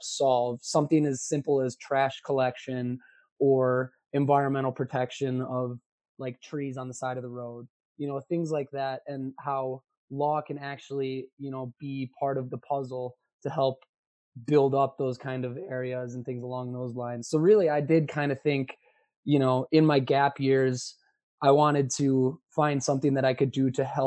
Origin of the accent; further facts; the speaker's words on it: Milwaukee, Wisconsin, United States; moved away as an adult; now in Albany, United States; I'm from Milwaukee, Wisconsin